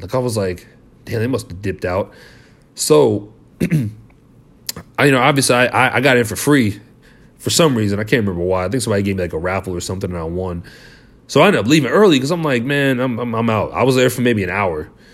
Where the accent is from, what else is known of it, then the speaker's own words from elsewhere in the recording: Liberty, Missouri, United States; we're from Liberty